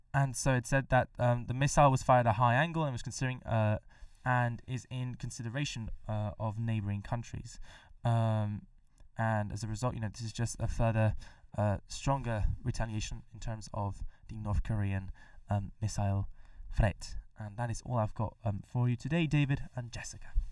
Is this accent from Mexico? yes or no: yes; Mexico; moved away; back in my home country, Mexico